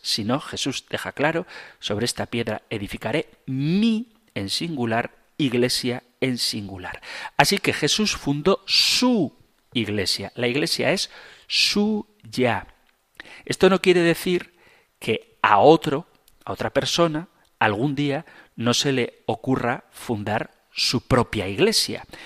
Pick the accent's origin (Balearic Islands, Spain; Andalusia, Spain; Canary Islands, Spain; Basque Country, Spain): Basque Country, Spain; Zumárraga; en mi pueblo, en Zumárraga